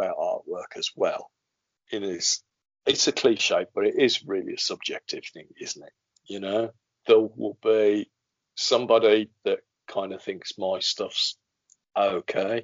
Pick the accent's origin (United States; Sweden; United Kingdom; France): United Kingdom; we're British as well.